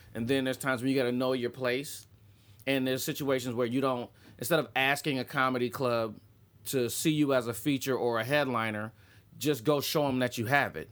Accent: Columbus, Ohio, United States; I was standing in the back of a comedy club in my hometown. It's a funny bone.

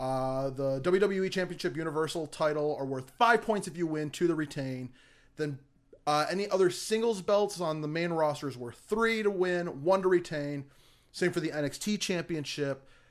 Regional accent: United States; I'm an American

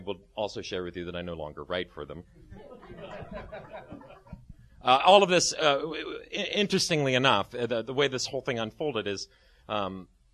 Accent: Dayton, Ohio, United States; moved away as an adult; also born or lived in St. Louis / Chicago / Twin Cities; now in Studio City, United States; I was born in the Midwest. I was raised in Dayton

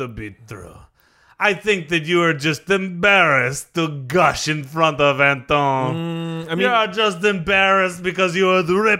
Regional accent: France; English is a second language; Well, I like them better, but I am from France.

